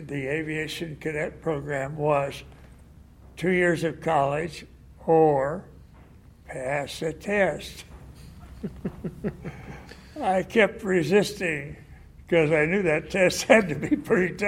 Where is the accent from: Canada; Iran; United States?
United States; St. Marys, Ohio; I grew up in Ohio, and I graduated from high school and went. My home was in a little town named St. Mary's, 60 miles north of Dayton.